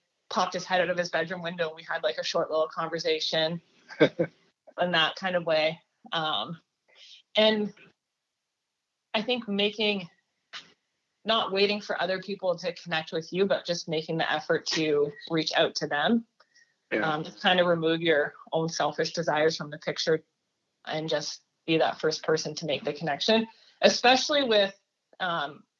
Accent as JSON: {"language": "English", "country": "Canada", "moved": "as an adult", "lives_now": "United States", "said": "I'm an international student, so I'm actually from Canada"}